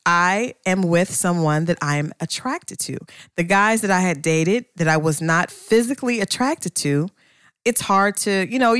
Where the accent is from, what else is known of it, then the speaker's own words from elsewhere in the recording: Ohio, United States; I'm from Ohio too